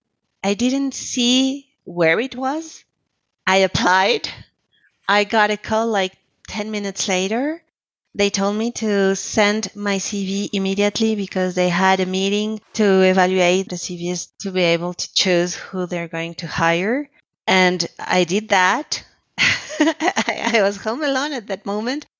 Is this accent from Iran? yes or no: no; Colombia; moved away as an adult; also born or lived in Quebec, Canada / Lebanon; I was the psychologist who came from Colombia, so I was the immigrant